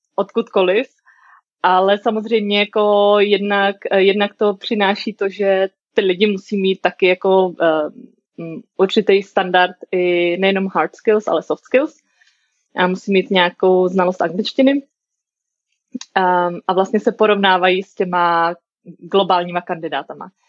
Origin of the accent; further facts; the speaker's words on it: Brno, South Moravian Region, Czechia; moved away as an adult; also born or lived in United States; now in Prague, Czechia; jsem z Brna